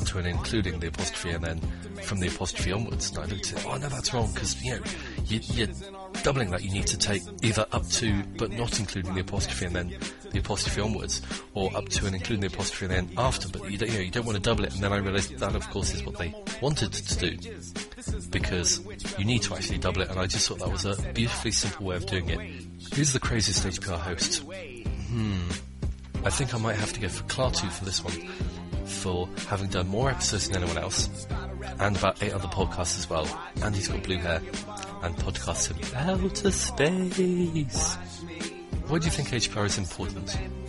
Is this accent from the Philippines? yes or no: no; Bristol, South West England, United Kingdom; born there; now in Reno, United States; Well, I was born in Bristol, England, but now reside near Reno, Nevada.